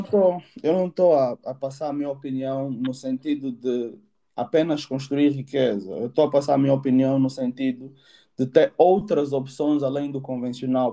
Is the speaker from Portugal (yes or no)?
no; Angola; now in United Kingdom; sou angolano, moro atualmente no Reino Unido